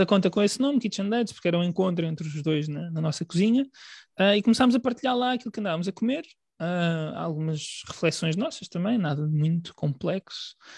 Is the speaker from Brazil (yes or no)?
no; Portugal; nós um, consideramos parte da nossa alimentação enquanto portugueses